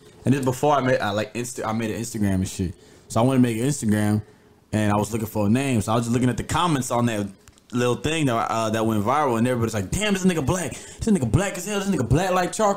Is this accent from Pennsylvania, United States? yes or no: no; Gwinnett County, Georgia, United States; I'm from Georgia, bro. Oh, actually, I'm from Gwinnett.